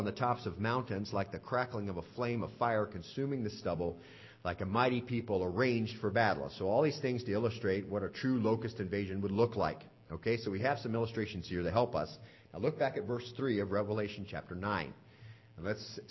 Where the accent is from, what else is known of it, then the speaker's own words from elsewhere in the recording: Southwest, United States; now in Lynchburg, United States; I grew up out in the Southwest